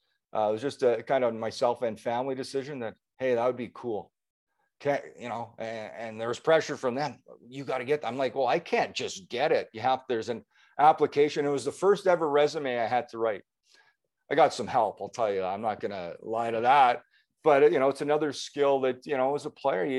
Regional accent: Manitoba, Canada; my home province

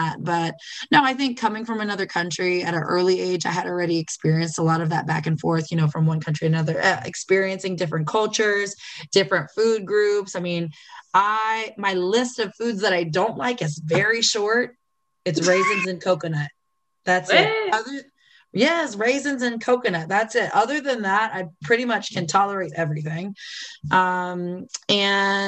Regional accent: Florida, United States; I'm from, I mean, I grew up in Florida

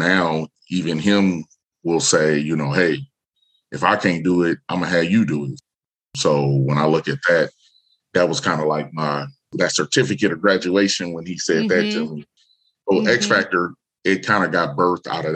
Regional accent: Omaha, Nebraska, United States; I'm born and raised in Omaha, Nebraska

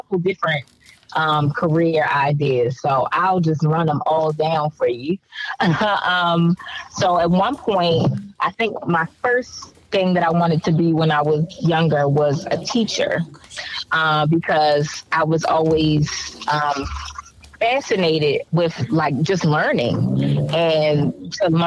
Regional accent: Baltimore, Maryland, United States; growing up in Baltimore City

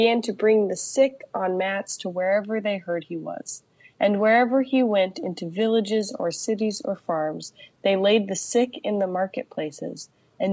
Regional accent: Palm Desert, California, United States; now in San Diego, United States; I grew up in Palm Desert.

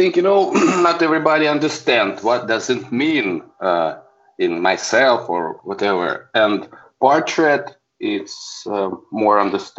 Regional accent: Saint Petersburg, Russia; I'm a photographer from St. Petersburg, Russia.

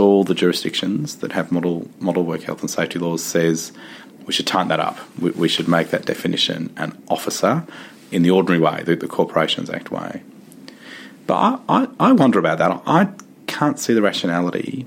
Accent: Victoria, Australia; my home state of Victoria

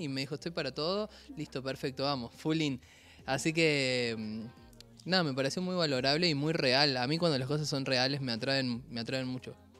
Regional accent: Córdoba, Argentina; soy cordobés

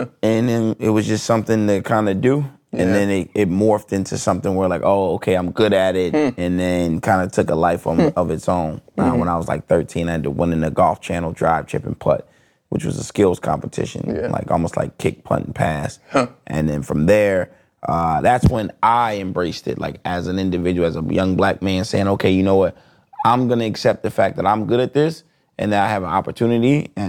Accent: Delaware, United States; also born or lived in Flint, Michigan / Wilmington, Delaware; I was born in Flint, Michigan. Okay. Yeah, but I was raised in Delaware.

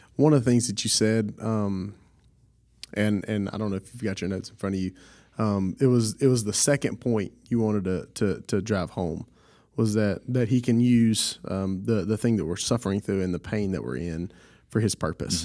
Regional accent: Southwest Louisiana, United States; I'm from Southwest Louisiana

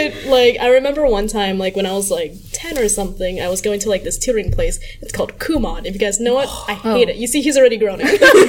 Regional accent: United States; I was born in America, so then I've always had like neighbors that were Hispanic or like neighbors that were like white kids.

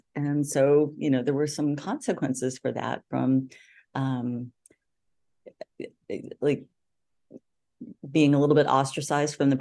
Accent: Santa Barbara, California, United States; moved away as an adult; now in Boston, United States; we had actually moved to my hometown, Santa Barbara

